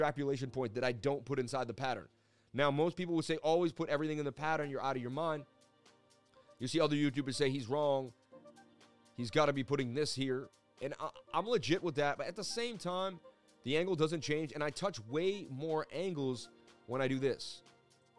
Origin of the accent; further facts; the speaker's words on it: Boston, Massachusetts, United States; being Irish growing up in Boston